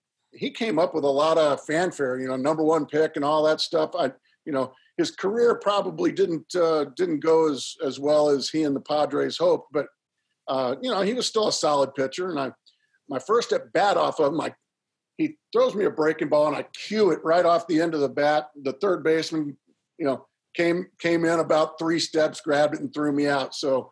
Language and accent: English; Orange County, California, United States; moved away; also born or lived in San Diego; growing up in Orange County